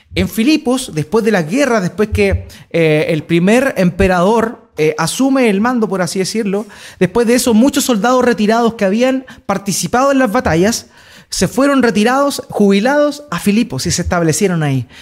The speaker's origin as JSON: {"language": "Spanish", "country": "Chile", "said": "Ya no somos chilenos"}